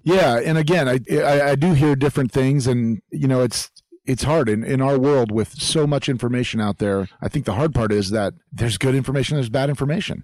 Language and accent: English; Florida, United States; growing up in Florida as a kid